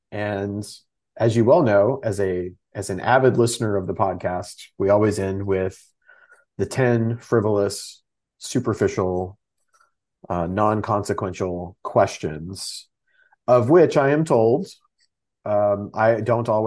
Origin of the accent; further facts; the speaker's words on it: Texas, United States; I'm from Texas